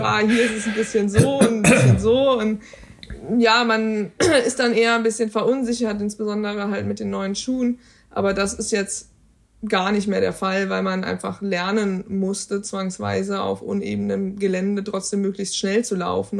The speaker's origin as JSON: {"language": "German", "country": "Germany", "said": "wir kommen aus Deutschland"}